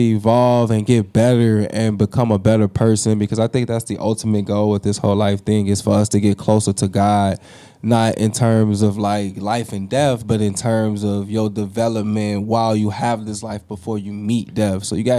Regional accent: DeKalb, Illinois, United States; I come from DeKalb just like you, so I know what that drive is like.

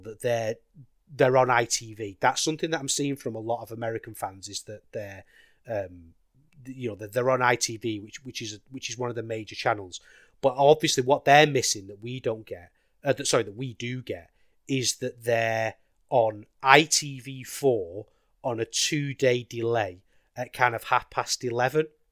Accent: United Kingdom; a British wrestling fan

